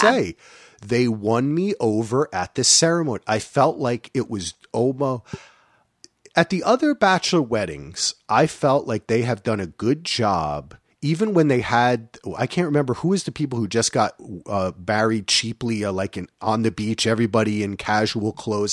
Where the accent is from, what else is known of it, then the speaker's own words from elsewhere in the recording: New Jersey, United States; I'm from New Jersey